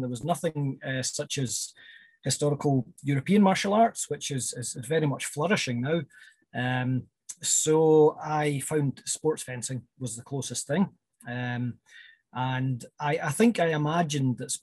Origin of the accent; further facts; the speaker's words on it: West Highlands, Scotland, United Kingdom; moved away; also born or lived in Edinburgh; I'm originally from the West Highlands, and first came to Edinburgh in 1992